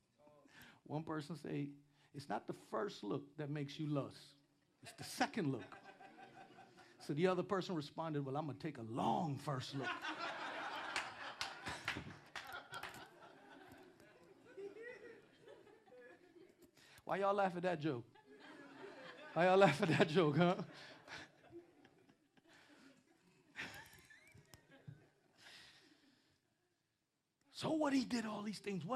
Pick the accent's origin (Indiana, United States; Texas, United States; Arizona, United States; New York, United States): New York, United States; New York City; I'm from Queens too